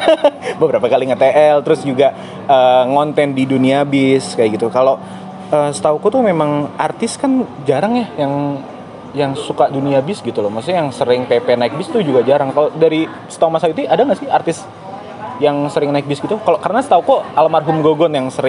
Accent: Surakarta, Central Java, Indonesia; now in Jakarta, Indonesia; aku dari Solo itu

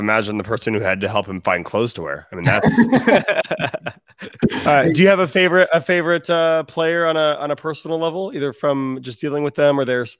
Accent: Seattle, Washington, United States; moved away; I'm from Seattle originally.

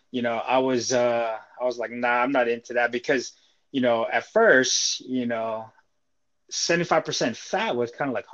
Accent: Seattle, Washington, United States; also born or lived in Philippines; I'm from Seattle. I was born in the Philippines, came here, and lived here since.

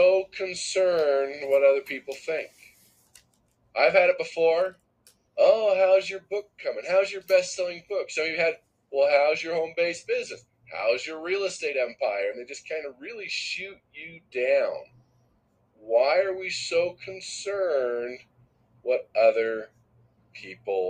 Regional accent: Southern California, United States; moved away; I grew up in Southern California

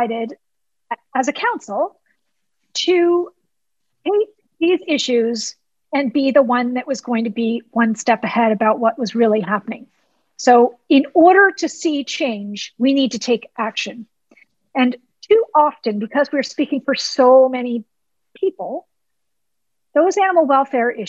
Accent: Canada; being Canadian

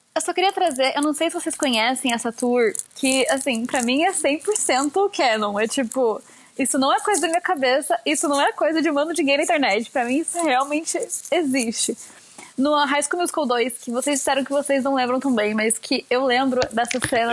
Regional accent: São Paulo, Brazil; also born or lived in Curitiba, Paraná, Brazil; eu nasci em Curitiba e vim para São Paulo

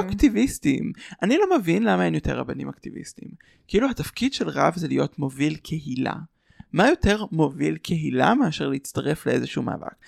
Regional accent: Ra'anana, Central District, Israel; אני מרעננה, התפעלנו בקהילה

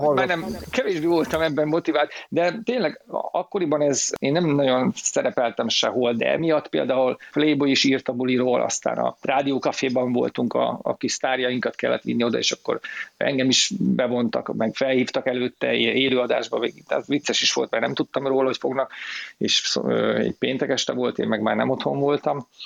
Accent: Szabolcs-Szatmár-Bereg, Hungary; moved away; én Szabolcsi vagyok eredetileg

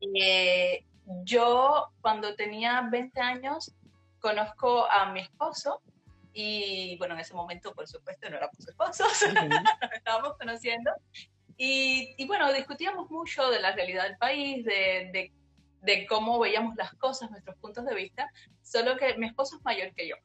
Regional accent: Havana, Cuba; moved away as an adult; now in Montreal, Canada; yo realmente nací en, en La Habana, en un barrio pobre

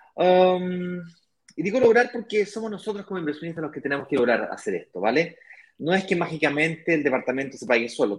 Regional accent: Santiago, Santiago Metropolitan Region, Chile; yo nací en Santiago, me crié en Santiago, mi hermano también

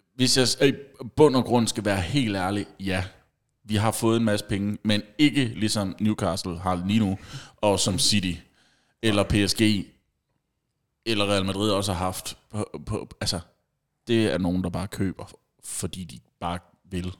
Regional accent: Funen, Southern Denmark, Denmark; vi er fra Fyn.

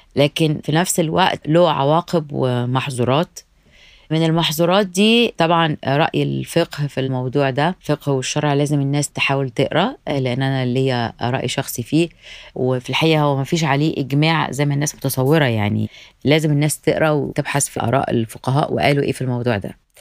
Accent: Egypt; now in United States; ده احنا حتى في مصر نفسها

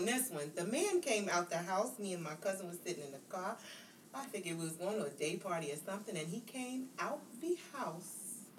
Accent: United States; We're American.

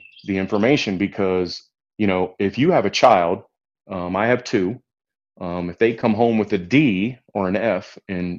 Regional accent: Ohio, United States; I'm from Ohio and went to Ohio State.

